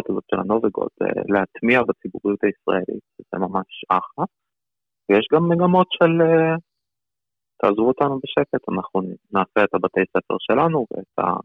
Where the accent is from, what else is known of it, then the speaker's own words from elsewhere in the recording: Beersheba, Southern District, Israel; also born or lived in Saint Petersburg, Russia / Arad, Israel; חצי שנה מרכז קליטה בערד, עוד שנה וחצי מרכז קליטה בבאר שבע, אני בעצם גדלתי בבאר שבע. Mm. זאת העיר שלי.